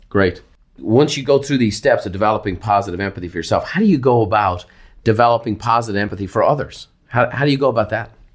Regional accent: Ireland; as an Irishman, you know, I grew up in athletic competition.

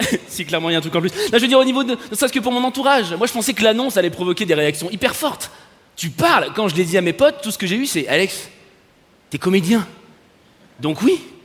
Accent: Paris, Île-de-France, France; je suis parisien et superficiel J'habite une ville, il fait gris 300 jours par

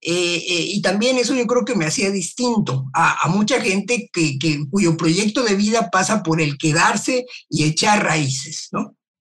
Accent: Mexico; also born or lived in Los Angeles, United States; aunque haya nacido en México

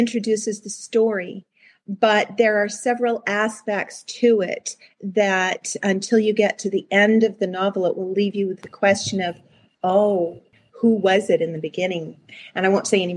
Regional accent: United States; also born or lived in Canada; we lived in the States

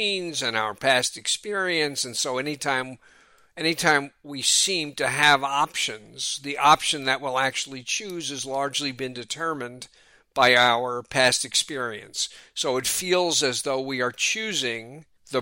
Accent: New York City, New York, United States; moved away as an adult; also born or lived in Philadelphia, Pennsylvania; now in Oakland, United States; growing up in New York City

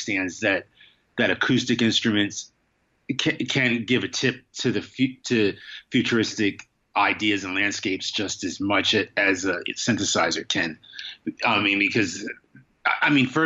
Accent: Wilmington, Delaware, United States; now in New York, United States; I didn't grow up in New York. I grew up in Wilmington, Delaware, but it's a small city

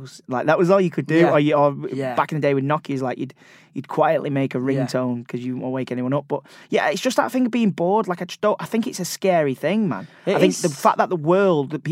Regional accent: Manchester, North West England, United Kingdom; I'm a Mancunian

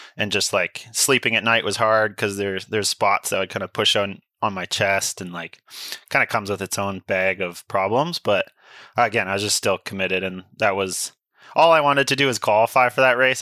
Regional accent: Sunshine Coast, British Columbia, Canada; I grew up on the Sunshine Coast

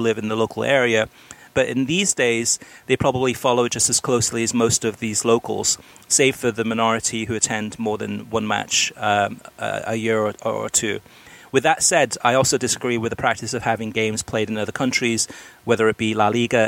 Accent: Wales, United Kingdom; also born or lived in Miami, United States; now in United States; I was first a Swansea City fan when I grew up in Wales

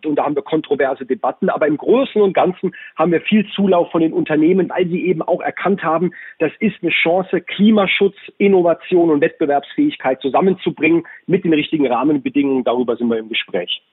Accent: Baden-Württemberg, Germany; in Baden-Württemberg, in meinem Heimatbundesland

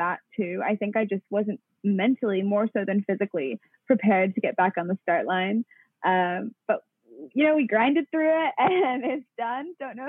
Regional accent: Wellington, New Zealand; also born or lived in New York, United States; And so then I was born in New York while dad was working for the New Zealand mission to the UN. And then we were there till I was about, we were in the US till I was about 3.5, and then moved back to Wellington.

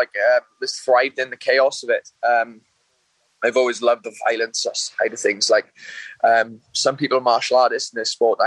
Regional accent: Wales, United Kingdom; I grew up from a local town in Wales. It's a small town.

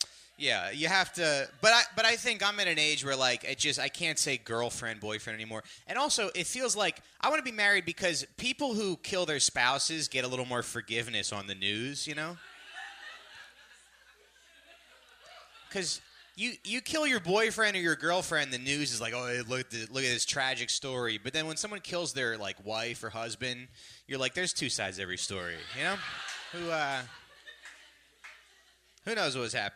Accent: New Jersey, United States; I'm from Jersey originally. And, yeah, but Jersey was funny because growing up there

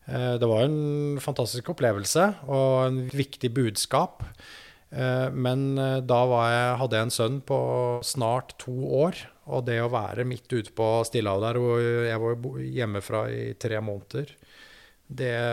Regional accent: Lillehammer, Innlandet, Norway; jeg vokste opp i Lillehammer, er en innenlandsgutt og har levd et ganske sånn vil, vil si et ganske normalt, normal oppvekst

